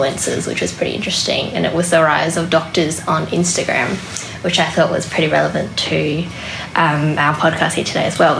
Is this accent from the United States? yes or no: no; Adelaide, South Australia, Australia; accent: bogan; born and raised in Adelaide